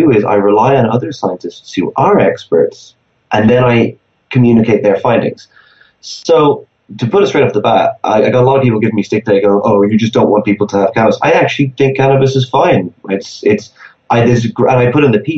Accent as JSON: {"language": "English", "country": "Ireland", "said": "in Ireland, my home country."}